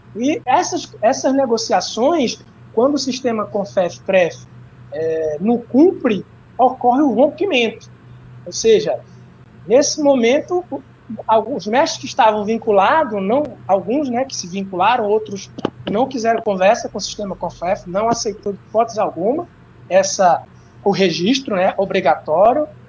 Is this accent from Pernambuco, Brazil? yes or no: yes; Moreilândia, Pernambuco, Brazil; also born or lived in Juazeiro do Norte, Ceará; eu nasci em Juazeiro do, do Norte, Ceará, mas fui criado em Morelândia, Pernambuco